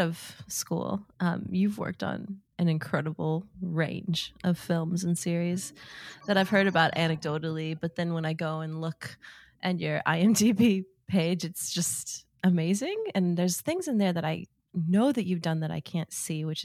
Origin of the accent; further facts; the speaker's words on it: Kentucky, United States; growing up in Kentucky